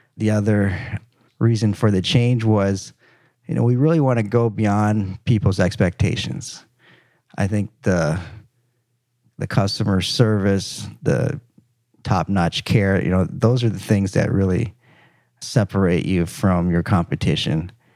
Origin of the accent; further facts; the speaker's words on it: Minnesota, United States; moved away as an adult; also born or lived in Michigan; now in Dallas, United States; I grew up in Minnesota, and did my, uh, undergrad